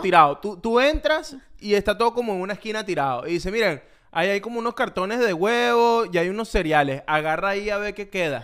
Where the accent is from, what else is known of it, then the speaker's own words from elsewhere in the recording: Ocumare del Tuy, Miranda, Venezuela; moved away as an adult; also born or lived in Caracas / Bogotá, Colombia; now in Miami, United States; yo soy de Okumare del Tuy